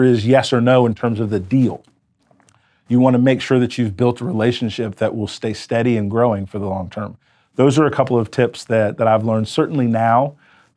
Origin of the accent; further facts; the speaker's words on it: United States; I was an American entrepreneur